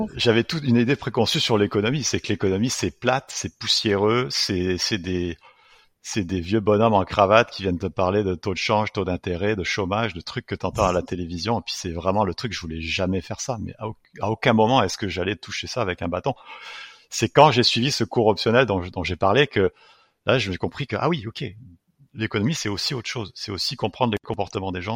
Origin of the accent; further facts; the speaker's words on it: France; moved away; j'ai grandi en France.